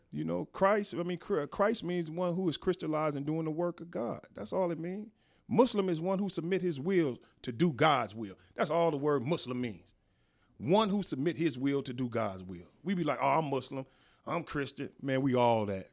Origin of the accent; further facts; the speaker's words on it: Inglewood, California, United States; also born or lived in Las Vegas; I was born and raised in Inglewood.